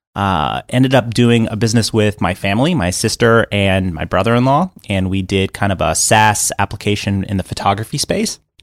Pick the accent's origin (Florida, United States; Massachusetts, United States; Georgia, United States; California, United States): Florida, United States; Miami; also born or lived in Atlanta; now in Los Angeles, United States; I was growing up in Miami, Florida.